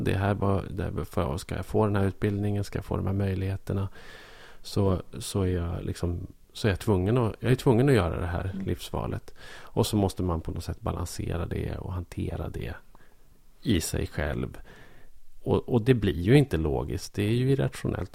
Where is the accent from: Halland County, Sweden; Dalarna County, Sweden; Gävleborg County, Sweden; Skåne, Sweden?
Gävleborg County, Sweden; Bollnäs; moved away as an adult; i lilla Bollnäs där jag växte upp